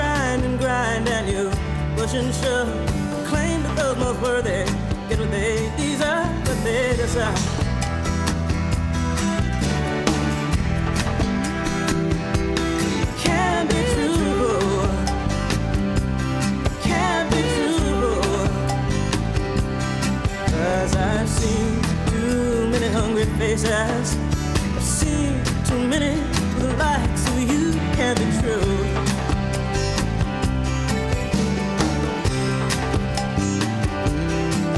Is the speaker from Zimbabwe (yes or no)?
yes; Zimbabwe; moved away; growing up in Zimbabwe